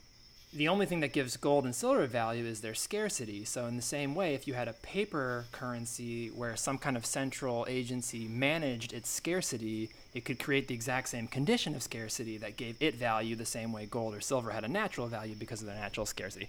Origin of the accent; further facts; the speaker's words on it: Oakland, California, United States; I'm from Oakland.